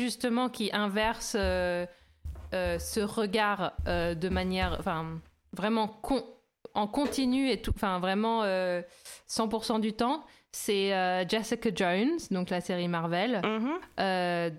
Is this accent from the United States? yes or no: no; France; nous, bien sûr, en tant que Français